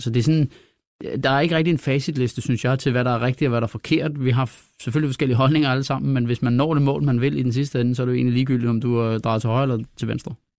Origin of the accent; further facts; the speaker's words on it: Denmark; vi er jo danskere